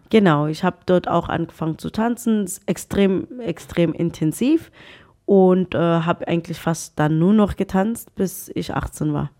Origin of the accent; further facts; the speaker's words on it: Pretoria, Gauteng, South Africa; German is a second language; also born or lived in Bophuthatswana; now in Germany; Und dann bin ich nach Pretoria mit meinen Eltern, ja, gezogen als kleines Mädchen